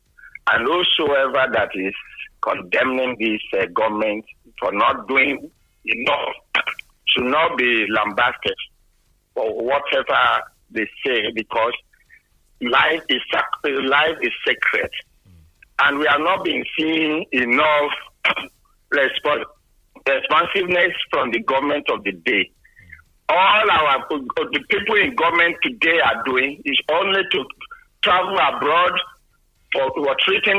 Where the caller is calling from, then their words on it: Lagos, Nigeria; Engineer from Lagos.